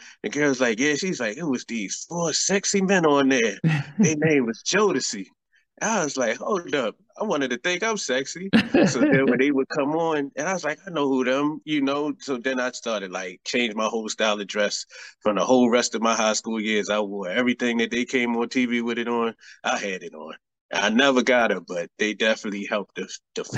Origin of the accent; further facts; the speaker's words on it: Baltimore, Maryland, United States; my hometown of Baltimore